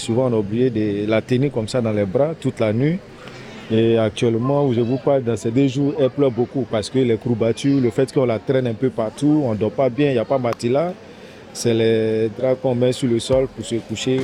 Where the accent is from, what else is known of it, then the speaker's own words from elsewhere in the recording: Côte d’Ivoire; moved away as an adult; now in Paris, France; Je suis ivoirien